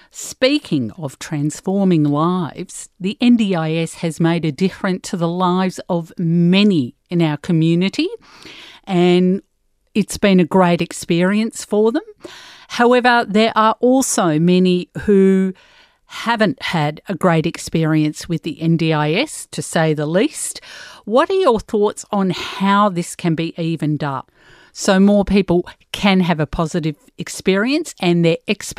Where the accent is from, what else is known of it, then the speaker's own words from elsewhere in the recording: Australia; It's been a long time since I felt proud about being Australian, and I feel proud at the moment and hopeful as well.